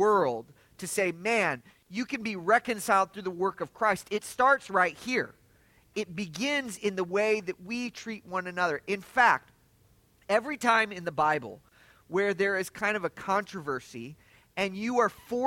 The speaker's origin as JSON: {"language": "English", "town": "Lafayette", "region": "Indiana", "country": "United States", "tie": "born or raised there", "moved": "yes", "lives_now": "Atlanta, United States", "said": "I was born in Lafayette. My folks are Purdue graduates. We lived on the south side of the city"}